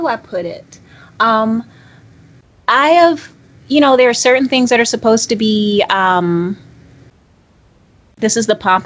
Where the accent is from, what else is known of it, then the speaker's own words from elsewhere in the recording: Georgia, United States; I'm from Georgia.